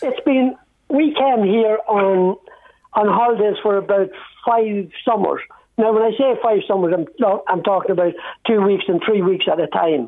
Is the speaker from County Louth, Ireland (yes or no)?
yes; Dundalk, County Louth, Ireland; now in Italy; I was born and, and reared there